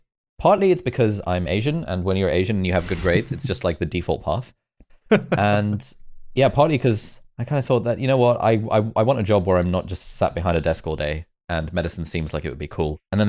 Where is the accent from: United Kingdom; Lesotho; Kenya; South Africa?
Lesotho; moved away; also born or lived in Karachi, Pakistan; I was there for only about a year. And then when I was like one or two, we moved to Lesotho, which is a country in southern Africa.